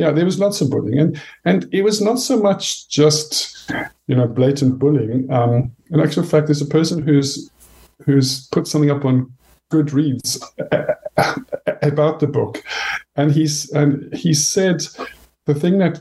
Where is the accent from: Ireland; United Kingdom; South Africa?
South Africa; I grew up in South Africa, as you can hear from my accent